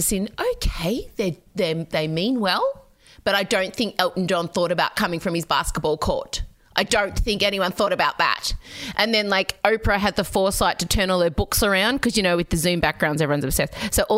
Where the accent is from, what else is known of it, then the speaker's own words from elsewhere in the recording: Australia; as an immigrant's daughter, I bristle at being called an Aussie because Australia Day was really awful for me for most of my primary school experience